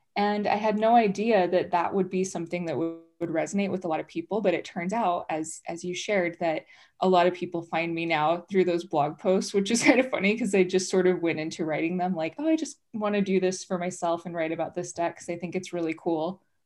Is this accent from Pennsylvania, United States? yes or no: no; Utah, United States; I grew up here in Utah, but I grew up non-Mormon.